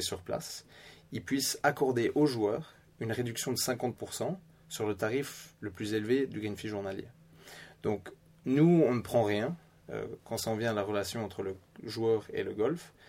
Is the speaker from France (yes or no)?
no; Belgium; accent: Belgian; moved away as an adult; now in Stockholm, Sweden; j'ai grandi bien sûr en, Belgique avec de la famille suédoise